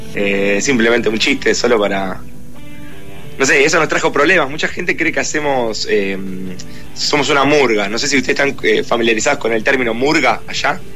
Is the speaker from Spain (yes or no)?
no; Argentina